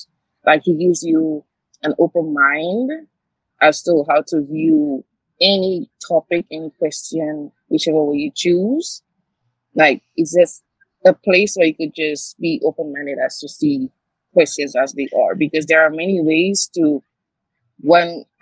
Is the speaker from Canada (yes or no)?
no; St. Lucia; now in New York, United States; I'm originally from the Caribbean, St. Lucia specifically